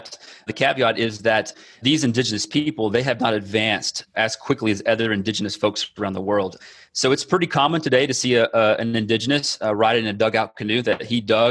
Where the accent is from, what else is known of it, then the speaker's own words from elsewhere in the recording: Texas, United States; moved away as an adult; now in Amazonas, Brazil; I'm from Texas